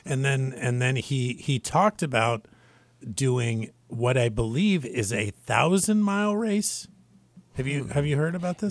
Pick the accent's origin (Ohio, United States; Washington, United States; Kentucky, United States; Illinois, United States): Washington, United States; I'm from Washington State